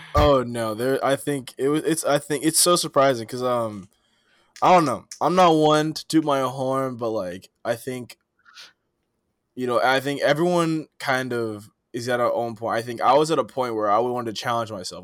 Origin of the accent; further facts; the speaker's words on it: East Palo Alto, California, United States; moved away as an adult; now in Chicago, United States; I'm from East Palo Alto, California, you know, born and raised